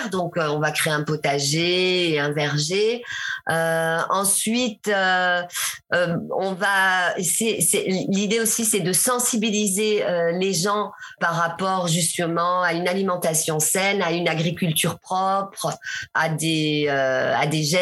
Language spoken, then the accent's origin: French; Burkina Faso; now in Togo; je suis passée du Sénégal, euh, je suis repassée euh, chez moi au Burkina